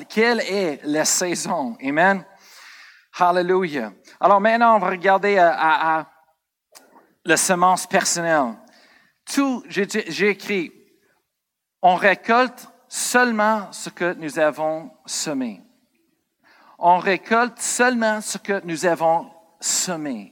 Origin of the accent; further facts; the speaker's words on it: United States; moved away; Moi, je viens des États-Unis